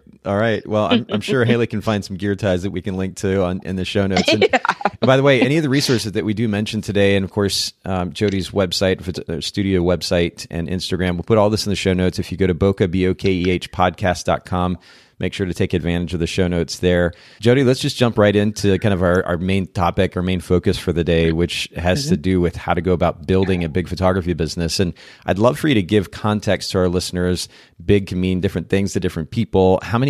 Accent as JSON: {"language": "English", "country": "Japan", "tie": "born or raised there", "said": "So I grew up in Japan."}